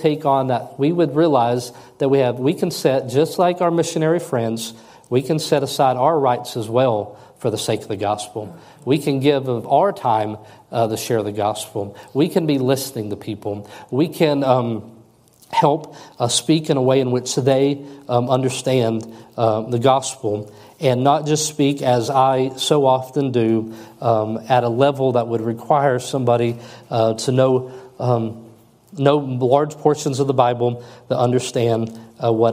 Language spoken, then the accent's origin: English; United States; as an American. I was taught all the way through public school system that we are the best nation in the world